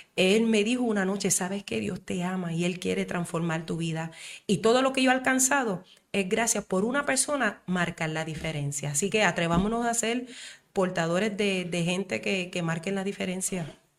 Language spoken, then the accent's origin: Spanish; Puerto Rico; also born or lived in Isabela, Puerto Rico; como mujer puertorriqueña